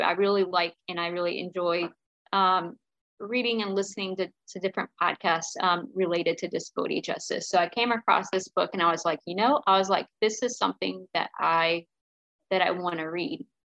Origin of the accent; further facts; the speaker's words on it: Greensboro, North Carolina, United States; I grew up in Greensboro, North Carolina.